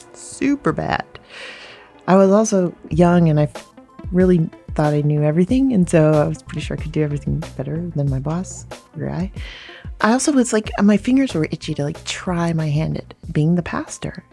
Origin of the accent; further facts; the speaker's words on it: Hawaii, United States; now in New York City, United States; I grew up in Hawaii